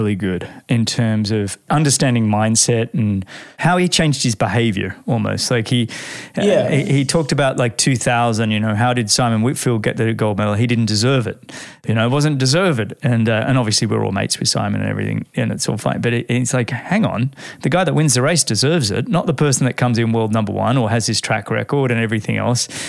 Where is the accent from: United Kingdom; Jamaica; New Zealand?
New Zealand; I raced the generation of Kiwis before you